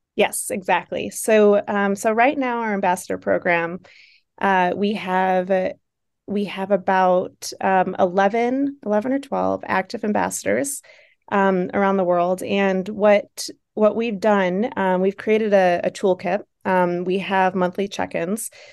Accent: Buffalo, New York, United States; accent: Buffalo; my buffalo accent

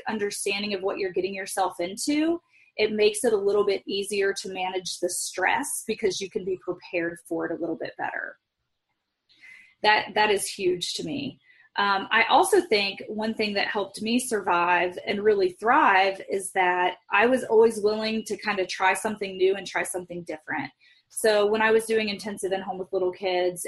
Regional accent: Midwest, United States; I grew up in the Midwest where work ethic is more important than the Bible

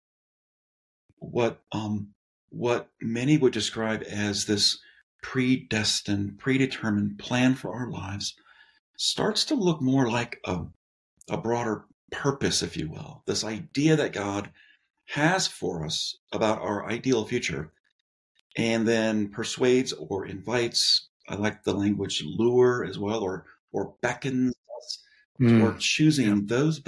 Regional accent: Southern California, United States; moved away as an adult; also born or lived in San Diego; now in Denver, United States; was born and raised in Southern California

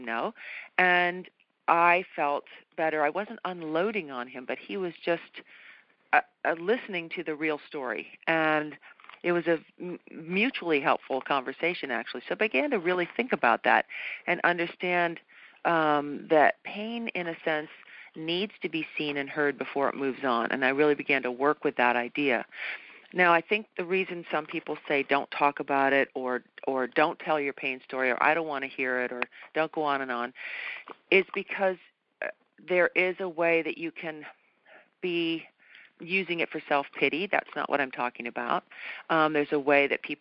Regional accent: New England, United States; moved away; I was brought up, I'm from New England originally

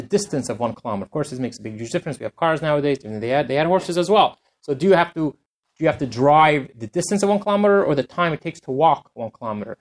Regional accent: Canada; I'm from Canada, I'll use the kilometers

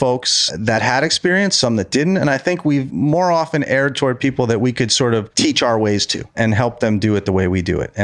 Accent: Monticello, New York, United States; Monticello, where I grew up

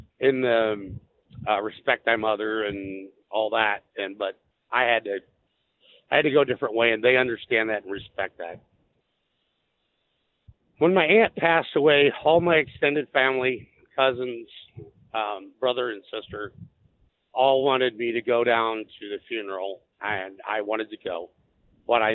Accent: Illinois, United States; we're from Illinois

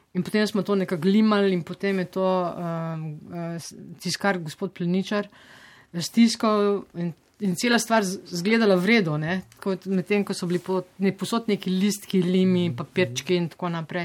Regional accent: Slovenia; moved away

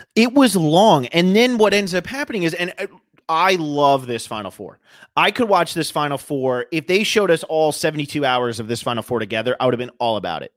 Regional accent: New Jersey, United States; moved away; also born or lived in California; I grew up in New Jersey and then I moved to California

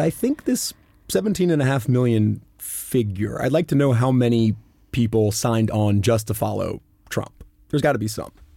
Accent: United States; as an American in growing up in civics class

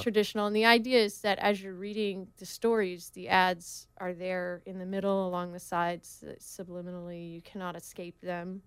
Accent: Oregon, United States; now in Laguna Beach, United States; I grew up in Oregon.

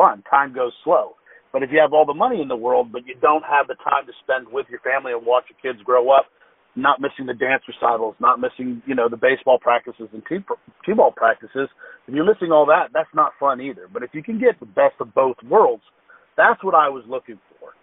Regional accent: Fort Walton Beach, Florida, United States; I grew up in Fort Walton Beach, Florida.

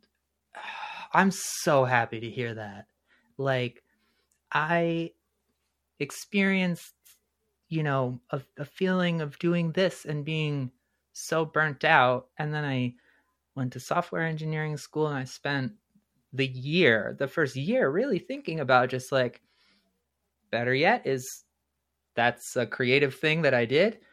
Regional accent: New Jersey, United States; now in Valparaiso, United States; I was born in New Jersey

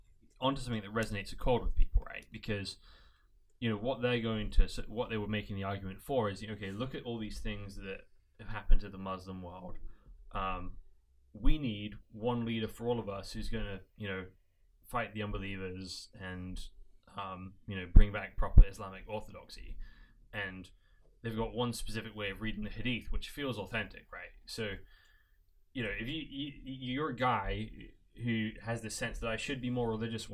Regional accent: United Kingdom; now in United States; as a British person, there's some ways I represent British culture well

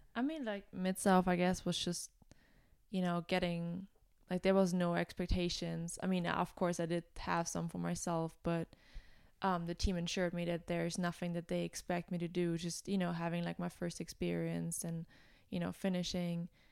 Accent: Germany; moved away as an adult; now in United States; I'm originally from Germany

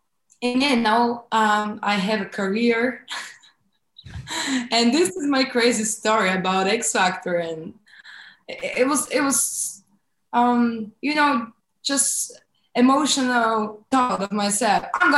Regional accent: Varna, Varna Province, Bulgaria; Well, I'm from Bulgaria.

